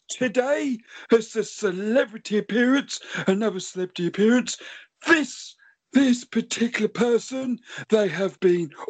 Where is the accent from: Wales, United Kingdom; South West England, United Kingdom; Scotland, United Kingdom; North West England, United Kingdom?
North West England, United Kingdom; Cockermouth; and I'm from Cockermouth.